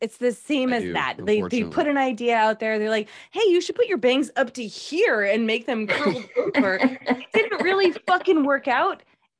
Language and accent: English; Massachusetts, United States; Well, I'm from Massachusetts